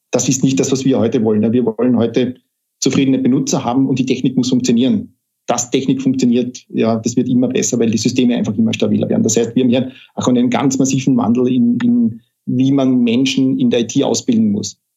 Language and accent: German; Carinthia, Austria; ich komme ja aus Kärnten und ich bin gerade dabei, mir wieder einen Rückzug, Rückzugort in Kärnten zu suchen.